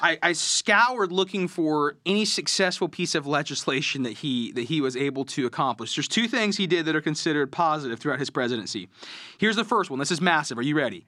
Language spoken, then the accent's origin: English; Okeechobee, Florida, United States; I'm from Okeechobee.